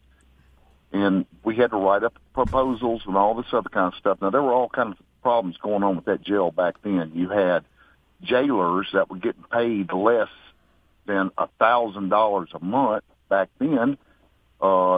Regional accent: Raymond, Mississippi, United States; I grew up in Raymond, District 4, and a stone's throw from what used to be the penal farm, which is now the Hinds County Detention Center

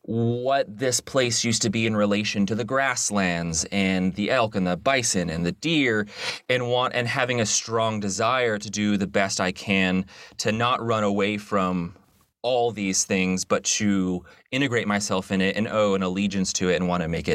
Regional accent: Salt Lake City, Utah, United States; we're both from Salt Lake City. And Salt Lake City and where it sits geographically and culturally, I think has been very informative on both of our worldviews.

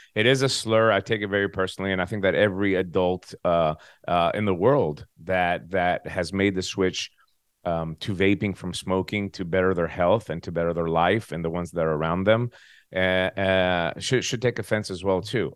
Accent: United States; moved away as an adult; also born or lived in Tennessee; now in Greece; I am an American

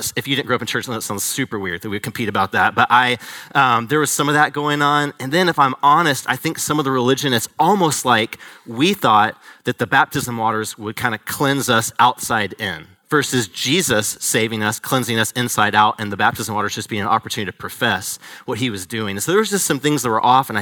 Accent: Atlanta, Georgia, United States; moved away; I'm originally from Atlanta.

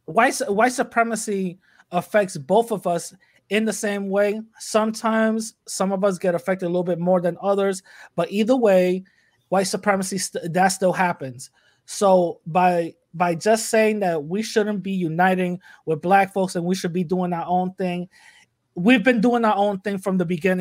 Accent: Bronx, New York, United States; you know, the unity that we had, especially growing up in the Bronx at that time, hip hop was a thing

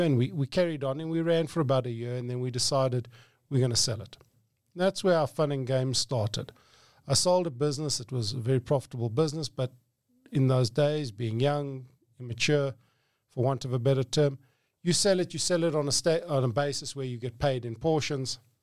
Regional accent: Johannesburg, Gauteng, South Africa; I grew up in Johannesburg

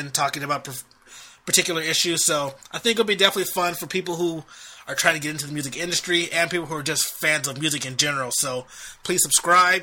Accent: Long Beach, California, United States; also born or lived in San Francisco; I grew up in Long Beach, California, which is right between LA and Orange County

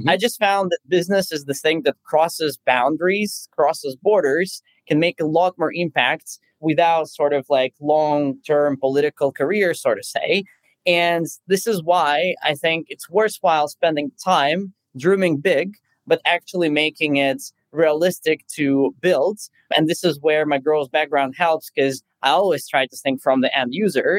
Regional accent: Moscow, Russia; also born or lived in Silicon Valley; now in Germany; I'm actually originally from Moscow

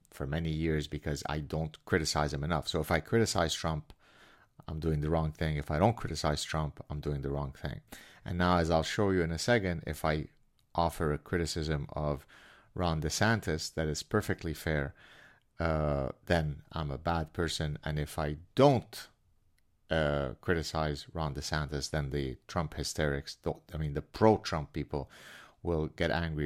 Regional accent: Canada; I'm Canadian.

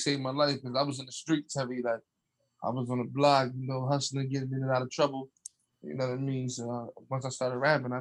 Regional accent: Camden, New Jersey, United States; I'm 28. I'm from Canton, New Jersey

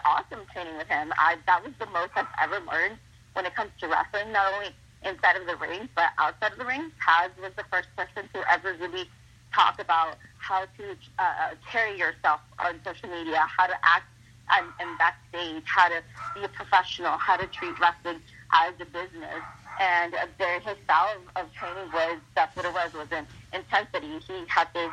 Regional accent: Ciudad Juárez, Chihuahua, Mexico; first language Spanish; English is a second language; moved away; also born or lived in San Jose, California, United States; I grew up in Juarez

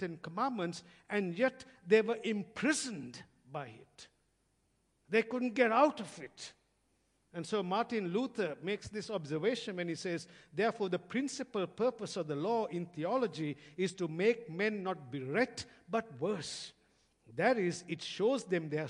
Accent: Sri Lanka; now in Australia; growing up in Sri Lanka, I used to drive past many army barracks

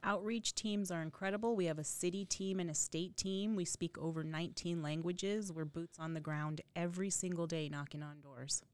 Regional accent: the desert Southwest, United States; now in New York, United States; I was raised in the desert Southwest, but consider myself a New Yorker now

